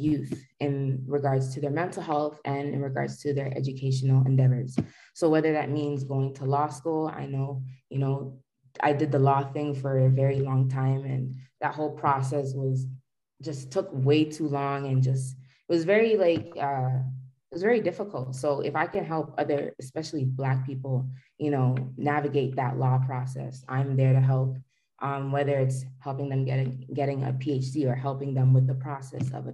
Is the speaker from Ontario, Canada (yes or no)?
yes; Toronto, Ontario, Canada; I was born and raised in Toronto